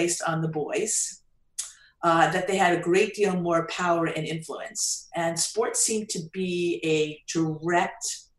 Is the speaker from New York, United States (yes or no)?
yes; Long Island, New York, United States; I grew up in Long Island.